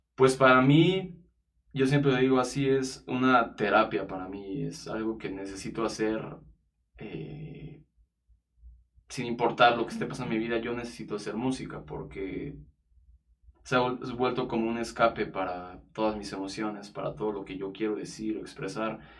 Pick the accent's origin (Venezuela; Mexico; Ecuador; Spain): Mexico; soy artista, cantautor mexicano y productor musical